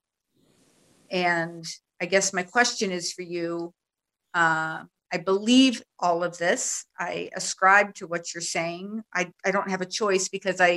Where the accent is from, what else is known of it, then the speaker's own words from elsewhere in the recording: United States; now in Netherlands; I'm actually in the Netherlands, so we don't celebrate Thanksgiving here. So but I'm American